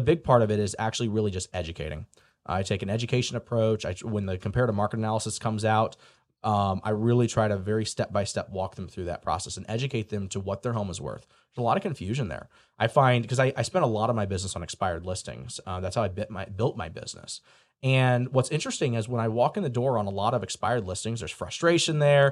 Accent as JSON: {"language": "English", "town": "St. Louis", "region": "Missouri", "country": "United States", "tie": "born or raised there", "moved": "as an adult", "lives_now": "Indiana, United States", "said": "I grew up in Saint Louis, Missouri"}